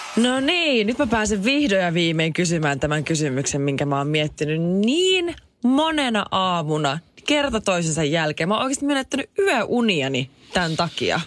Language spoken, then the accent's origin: Finnish; Jyväskylä, Central Finland, Finland; mun rakas kotikyläni, Jyväskylä